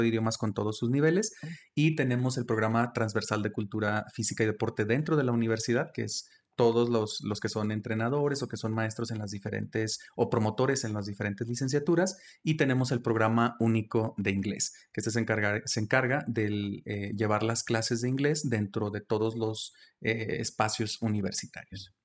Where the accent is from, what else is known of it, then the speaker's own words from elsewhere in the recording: El Plateado de Joaquín Amaro, Zacatecas, Mexico; also born or lived in Villanueva, Zacatecas / United States; yo estudié en Villanueva, pero soy originario de, del Plateado de Joaquín Amaro, es un municipio muy pequeño